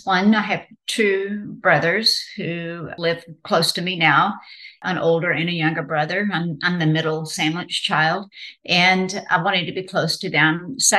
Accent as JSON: {"language": "English", "region": "Texas", "country": "United States", "tie": "born or raised there", "also_born_or_lived": "Maine", "moved": "as an adult", "said": "having recently moved back to my home state of Texas"}